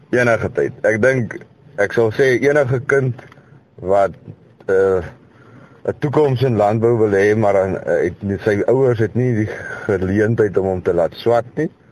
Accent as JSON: {"language": "Afrikaans", "town": "Kroonstad", "region": "Free State", "country": "South Africa", "said": "Ek is van Kroonstad in die Vrystaat."}